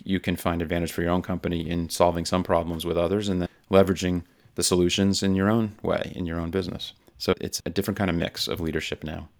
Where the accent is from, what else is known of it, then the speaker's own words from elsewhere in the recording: South Florida, United States; I grew up in South Florida in the U S, where Miami is